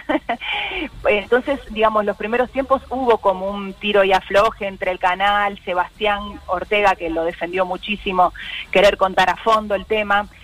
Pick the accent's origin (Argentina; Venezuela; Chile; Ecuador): Argentina; San Martín, Buenos Aires Province; Yo nací en San Martín y estábamos a 10 cuadras de la General Paz y Constituyentes